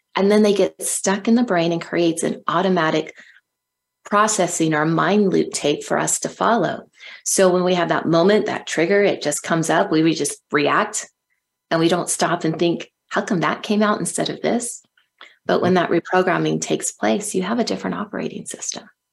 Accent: Silicon Valley, California, United States; I grew up in California um, and um, in Silicon Valley

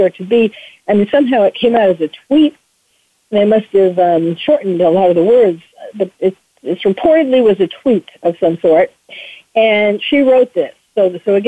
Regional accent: New York, United States; I'm a New Yorker, born and bred

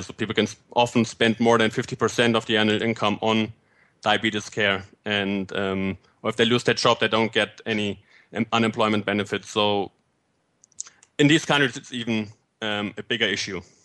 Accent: Fulda, Hesse, Germany; moved away as an adult; also born or lived in Bavaria / Argentina / Puebla, Mexico / Göttingen, Germany; now in United Kingdom; I uh, was born and raised in Fulda, Germany

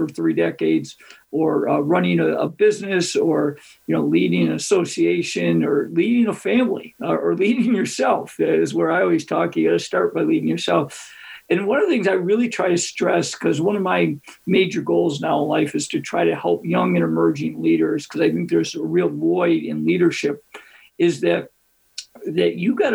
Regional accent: Greece, New York, United States; my hometown of Greece, New York

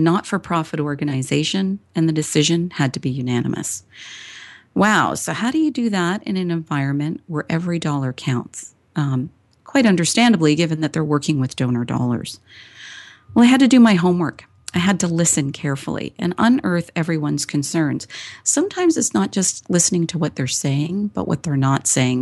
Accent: Toronto, Ontario, Canada; I was born and raised in Toronto, Canada.

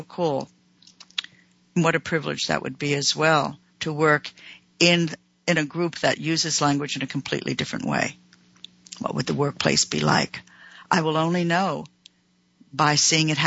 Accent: United States; I'm an American

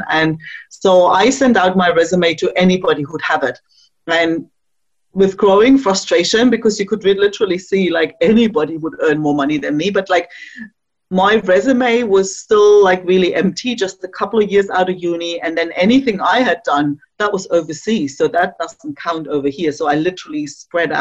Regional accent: East Germany, Germany; moved away; I grew up in East Germany

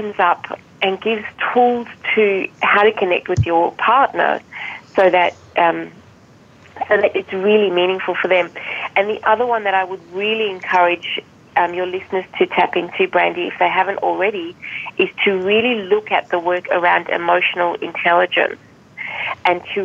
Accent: South Africa; moved away; I don't know if you've picked up my accent. For most people, they don't pick it up. I'm actually from South Africa. I was born there.

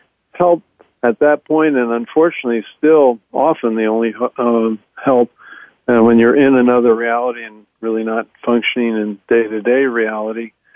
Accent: Baltimore, Maryland, United States; I'm from Baltimore. Grew up in Baltimore

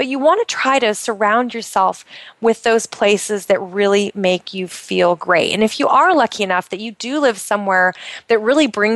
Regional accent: Pacific Northwest, United States; moved away; I grew up in the Pacific Northwest of the United States

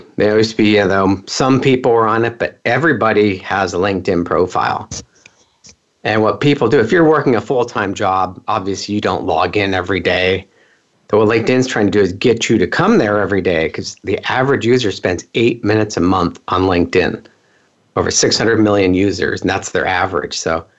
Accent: California, United States; also born or lived in Pennsylvania; So I moved from Pennsylvania to California, and I started fixing computers back when most companies didn't have computers in their office, back in the typewriter days and before fax machines even. It's crazy how long I've been doing this. But I grew up in Silicon Valley.

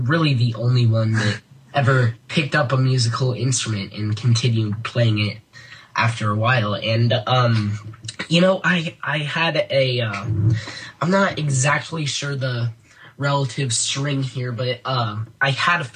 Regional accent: Colorado, United States; moved away as an adult; I'm originally from Colorado

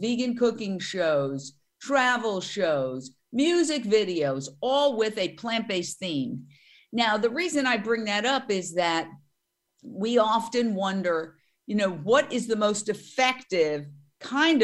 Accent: New York, United States; now in Los Angeles, United States; being a New Yorker

